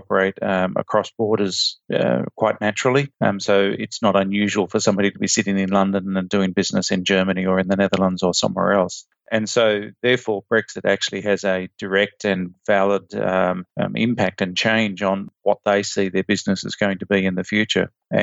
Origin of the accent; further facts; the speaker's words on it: Australia; as an Australian